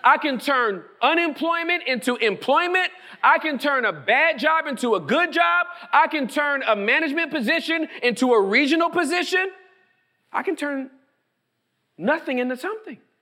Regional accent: Inglewood, California, United States; now in Texas, United States; where I was born and raised in Inglewood, California.

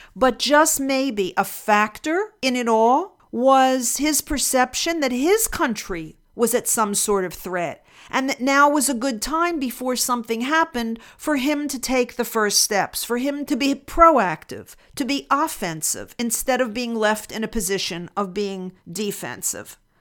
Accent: Pennsylvania, United States; moved away as an adult; also born or lived in New Jersey; now in Texas, United States; I grew up in Pennsylvania, lived most of my life there, a brief period, maybe a decade in New Jersey, and then I moved to Texas

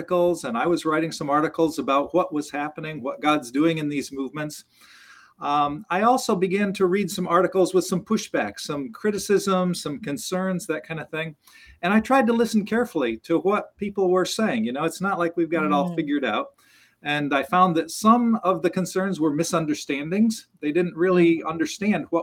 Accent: United States; I as an American

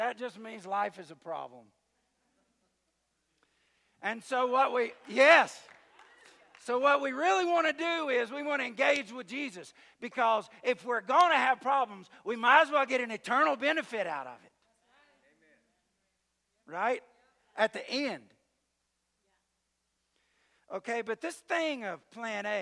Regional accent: the South, United States; I'm from the South

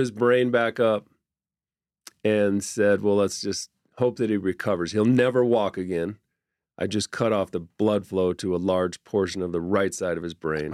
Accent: Orem, Utah, United States; I grew up in Orem

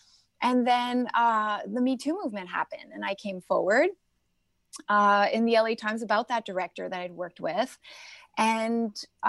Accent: Toronto, Ontario, Canada; now in United States; I came from Toronto, so I'm Canadian and American, and I came after 9/11.

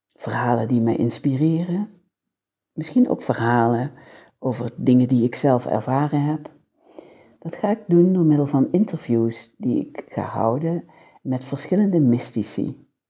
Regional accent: a village in Limburg, Netherlands; accent: soft G (Limburg); 55 jaar geleden werd ik als babytje geboren. In een huis, 201 kap, in een, en misschien hoor je het nog wel een beetje aan mijn zachte G, een Limburgs dorp

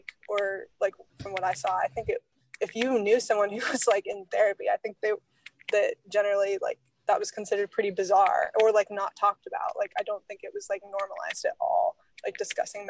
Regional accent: Alaska, United States; growing up in Alaska

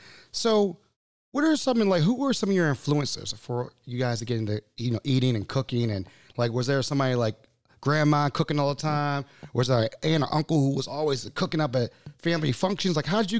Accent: Baltimore, Maryland, United States; I was born in Sinai Hospital, 1980.

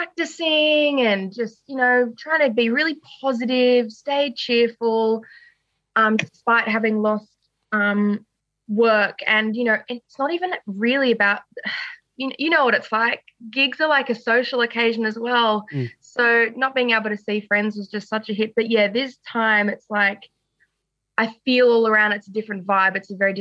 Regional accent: Sydney, New South Wales, Australia; So I'm very much a nature girl. And, grew up in Sydney and I've stayed in Wesley my whole life.

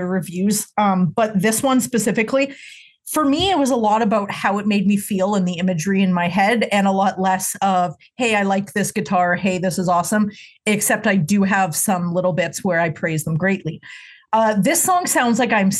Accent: Canada; Being Canadian

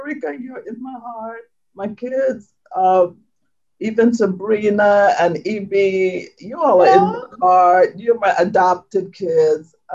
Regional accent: St. Thomas, U.S. Virgin Islands; moved away; I was born, raised on the island of St. Thomas

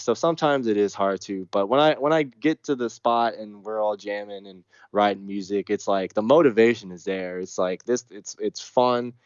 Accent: Texas, United States; the South, man. I'm from Texas

